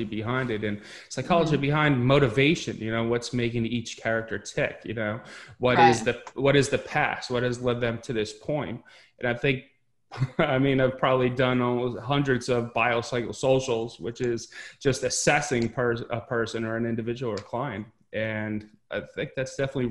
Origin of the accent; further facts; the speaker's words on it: Westchester County, New York, United States; I grew up in Westchester County, New York.